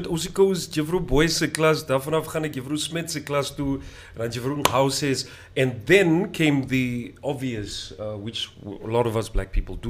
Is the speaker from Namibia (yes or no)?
yes; Windhoek, Khomas, Namibia; I was born in Windhoek.